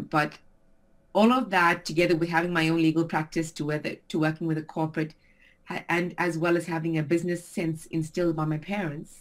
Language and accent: English; South Africa; moved away as an adult; also born or lived in Frankfurt, Germany; now in Brentwood, United Kingdom; I'm from South Africa originally. So I've been living here in England for 16 years and prior to that for almost three years in Frankfurt